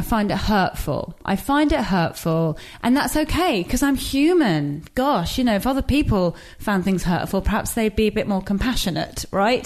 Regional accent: England, United Kingdom; also born or lived in Iran; this geographical space that I was raised

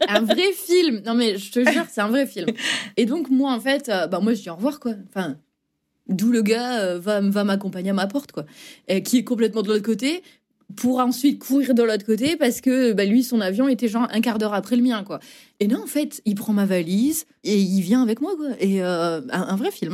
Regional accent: north of France, France; moved away as an adult; also born or lived in Douai / Valence / Rennes; now in Boston, United States; Je suis euh, très fière de venir du nord de la France.

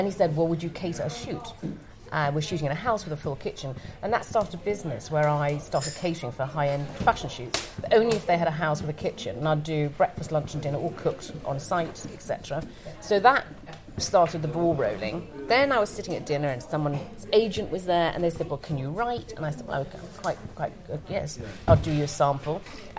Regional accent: Thailand; I grew up in Thailand where they eat everything.

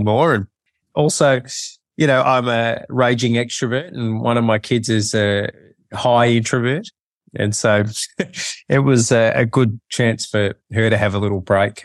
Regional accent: Melbourne, Victoria, Australia; now in Sydney, Australia; I've lived here most of my life, but I grew up in Melbourne.

